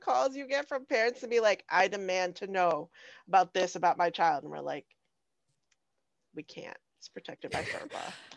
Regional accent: Phoenix, Arizona, United States; I'm from South Phoenix.

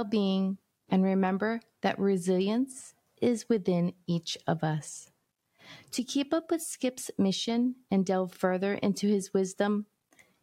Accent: Hawaii, United States; I'm from Hawaii

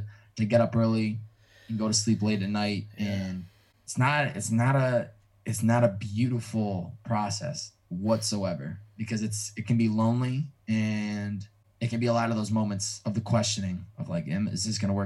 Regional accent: Chicopee, Massachusetts, United States; moved away as an adult; also born or lived in Newton, Massachusetts; now in Los Angeles, United States; I'm from Chicopee, Mass

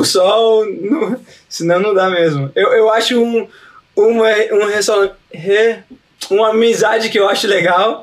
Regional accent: United States; Portuguese is a second language; eu sou brasileiro na veia, mas eu sou americano na cabeça

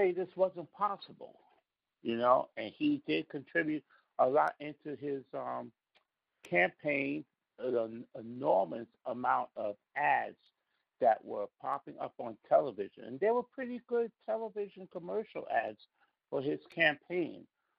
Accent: New York, United States; I'm a New Yorker

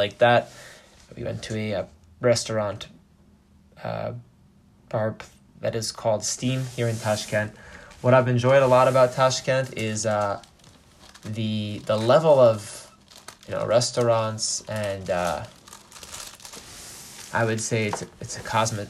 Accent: United States; There's also not one type of American. We're all quite diverse in our upbringing and cultural and social experiences as being just American.

